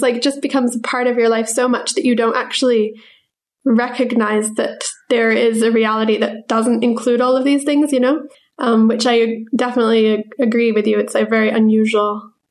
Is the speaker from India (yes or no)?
yes; India; now in United Kingdom; after like growing up in India, we then moved back to the UK, which is where we were originally from.